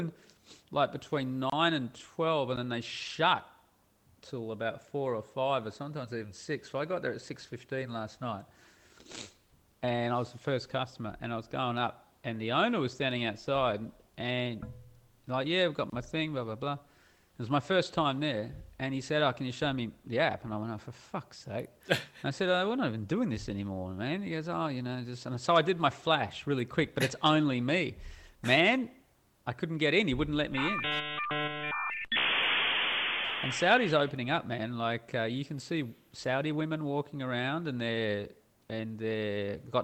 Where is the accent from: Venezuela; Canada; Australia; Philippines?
Australia; moved away; I'm Australian and not an American